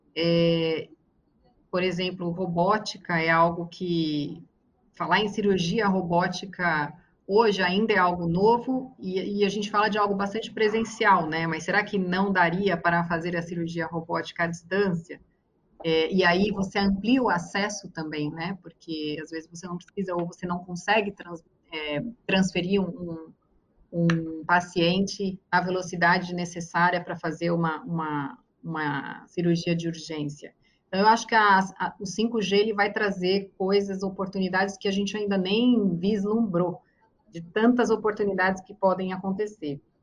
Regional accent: Brazil; como brasileira

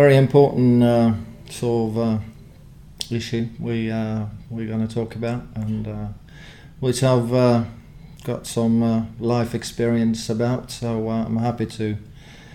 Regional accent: Austevoll, Vestland, Norway; moved away; also born or lived in Southampton; I grew up in a tiny little fishing village, I would say, where the main sort of industry was fish, and the fishing industry

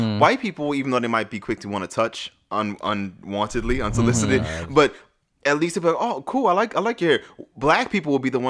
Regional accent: New Orleans, Louisiana, United States; moved away; growing up in New Orleans, ironically, I was called ….

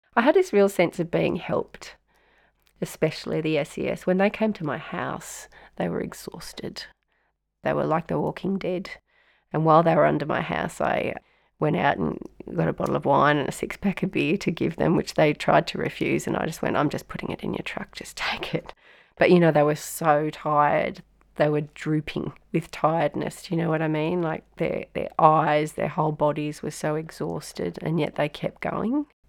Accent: Lismore, New South Wales, Australia; I'm from North Lismore

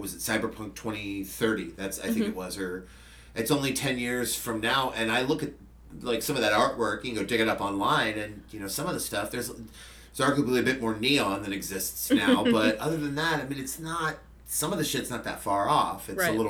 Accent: Fremont, California, United States; also born or lived in San Francisco / Redwood City / San Jose; I have lived in the Bay Area my entire life

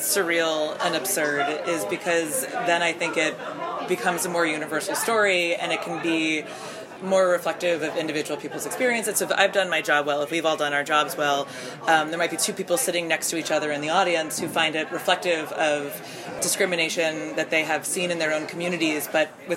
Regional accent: North Providence, Rhode Island, United States; my hometown of North Providence, Rhode Island, in America

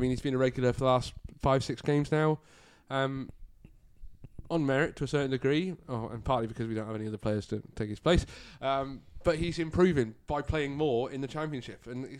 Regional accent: Yorkshire and the Humber, United Kingdom; as a Yorkshire person

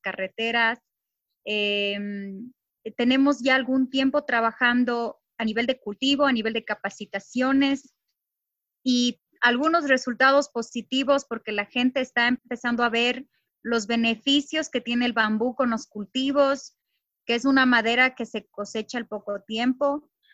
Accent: Morona Santiago, Ecuador; Aquí en nuestra provincia amazónica, Morona, Santiago

